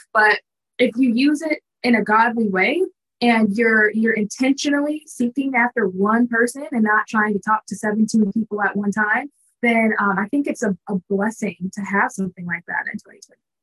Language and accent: English; Minnesota, United States; now in Dallas, United States; I was like newish to the Dallas area because I'm from Minnesota